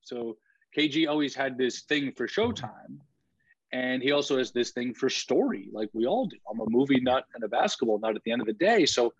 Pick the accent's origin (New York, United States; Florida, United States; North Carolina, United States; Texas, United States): New York, United States; Long Island, Nassau County; I grew up on Long Island.